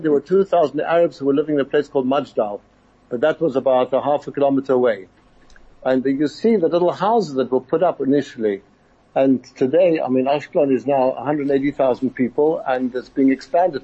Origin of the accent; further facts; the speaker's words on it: Johannesburg, Gauteng, South Africa; now in Israel; I was brought up in South Africa in Emerentia